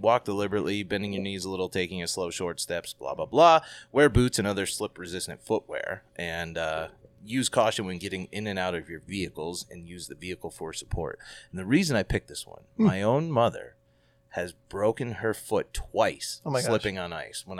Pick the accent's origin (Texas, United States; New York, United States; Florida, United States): New York, United States; now in Arizona, United States; Doesn't make any sense here in Arizona, but growing up in New York, winter weather creates perfect conditions for slips and falls.